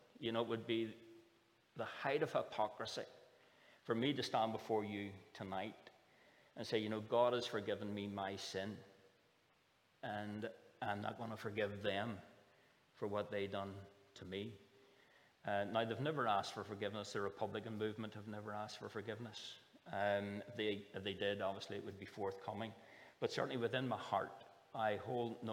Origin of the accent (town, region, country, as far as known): Northern Ireland, United Kingdom